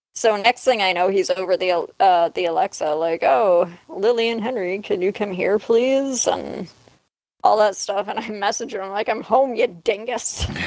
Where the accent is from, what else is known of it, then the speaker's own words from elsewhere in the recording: Canada; No, I'm Canadian.